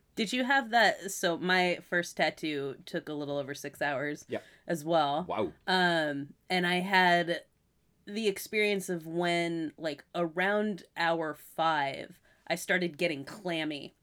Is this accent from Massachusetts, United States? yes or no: yes; Massachusetts, United States; moved away; also born or lived in California; where I was born in Massachusetts